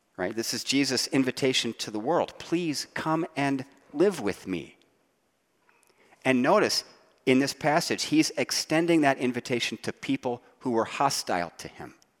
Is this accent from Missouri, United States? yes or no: no; Ohio, United States; I grew up in Ohio